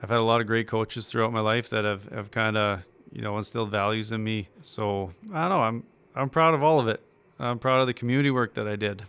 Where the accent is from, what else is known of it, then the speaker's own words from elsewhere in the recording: Regina, Saskatchewan, Canada; I'm from Regina